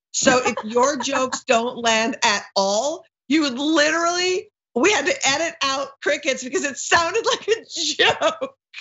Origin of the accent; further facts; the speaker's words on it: Minneapolis, Minnesota, United States; now in Brooklyn, United States; I grew up in Minneapolis and I live in Brooklyn, both